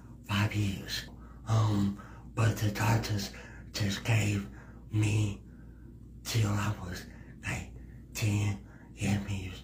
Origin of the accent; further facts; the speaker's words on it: Indianapolis, Indiana, United States; I am from Indianapolis, Indiana